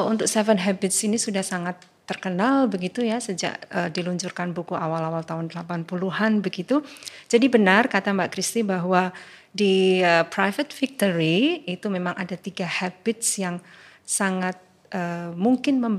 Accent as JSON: {"language": "Indonesian", "town": "Yogyakarta", "region": "Special Region of Yogyakarta", "country": "Indonesia", "tie": "born or raised there", "said": "Baik, lalu saya sejak lahir di Yogyakarta gitu ya."}